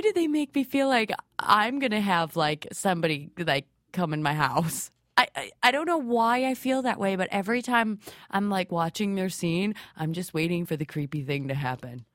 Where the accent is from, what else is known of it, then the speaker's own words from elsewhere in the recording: Ottawa, Illinois, United States; moved away; I'm shooting in my hometown of Ottawa, Illinois